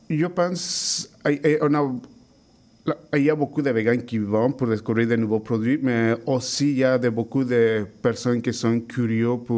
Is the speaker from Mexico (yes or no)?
yes; Mexico; French is a second language; Je, suis de je viens du Mexique, comme ça, là-bas, on mange beaucoup de viande.